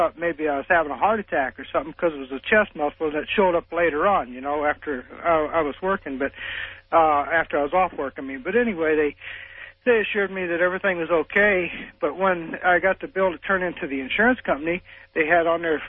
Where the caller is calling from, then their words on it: Collinsville, Illinois, United States; It's …. I'm calling from Collinsville, Illinois.